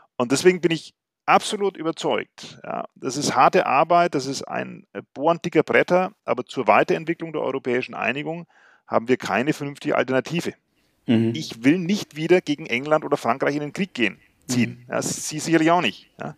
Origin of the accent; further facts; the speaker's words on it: West Germany, Germany; ich bin selbst in Westdeutschland geboren, aber wir hatten Verwandte in Sachsen